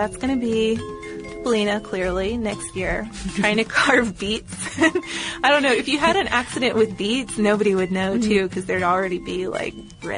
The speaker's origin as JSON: {"language": "English", "country": "Ireland", "tie": "born or raised there", "said": "Where I grew up in Ireland, one of the main crops was sugar beet."}